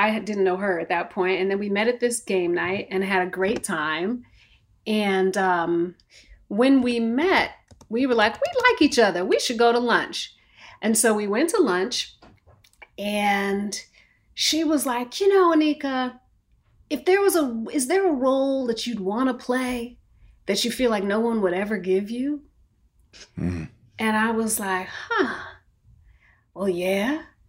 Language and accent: English; East Coast, United States; You know, I'd lived in New York for a really long time. And I grew up on the East Coast.